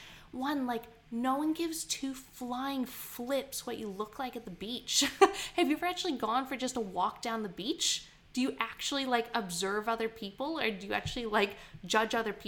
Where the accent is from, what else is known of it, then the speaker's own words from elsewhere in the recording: Canada; now in Queensland, Australia; I grew up in Canada